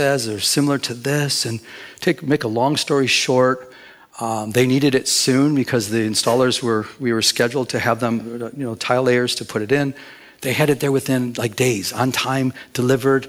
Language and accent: English; Michigan, United States; now in Southern California, United States; I'm from Michigan.